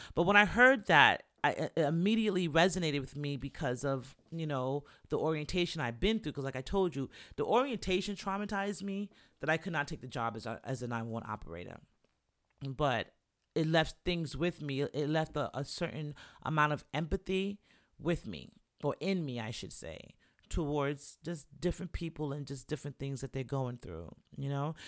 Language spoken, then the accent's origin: English; New York, United States; also born or lived in Jamaica; I'm a New Yorker